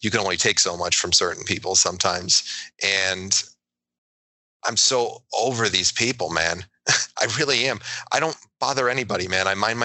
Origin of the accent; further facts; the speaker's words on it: New York, United States; I'm a New Yorker